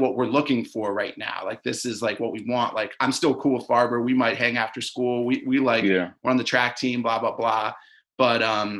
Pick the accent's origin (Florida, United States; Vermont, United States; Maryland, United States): Maryland, United States; I grew up in Maryland